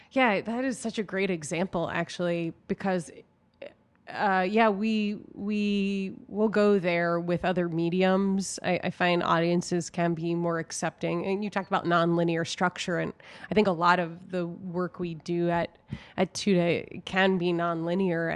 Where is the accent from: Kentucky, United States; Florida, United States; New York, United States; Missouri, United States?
New York, United States; now in Chicago, United States; I grew up in New York